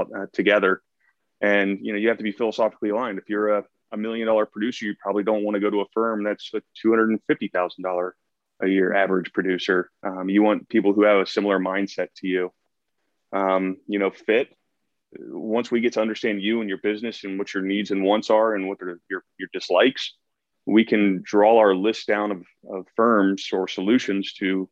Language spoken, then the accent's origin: English; Columbus, Ohio, United States; moved away as an adult; also born or lived in the Northwest; now in Pacific Northwest, United States; I started off back in Columbus, my hometown, back in Ohio